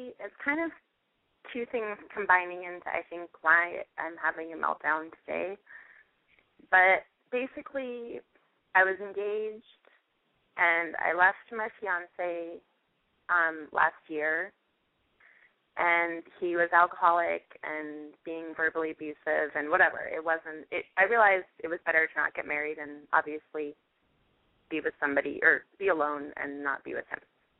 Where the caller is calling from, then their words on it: Los Angeles, California, United States; Los Angeles.